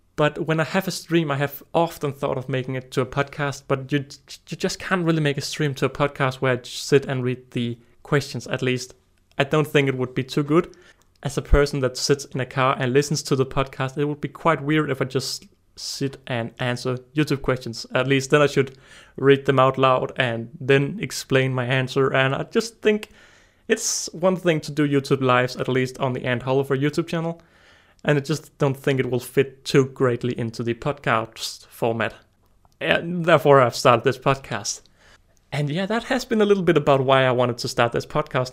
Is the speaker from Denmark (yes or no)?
yes; Denmark; I'm twenty years old and I'm from Denmark